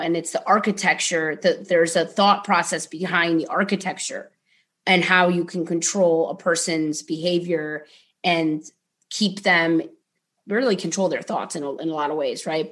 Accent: Ohio, United States; moved away; growing up in Ohio was an interesting experience

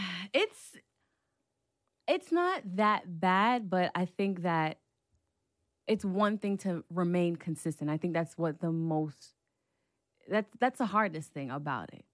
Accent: New York City, New York, United States; I'm from Brooklyn, New York

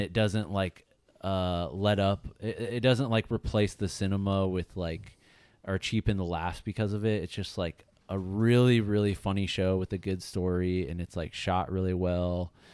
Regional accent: Ohio, United States; moved away as an adult; also born or lived in Chicago; now in Los Angeles, United States; I grew up in Ohio

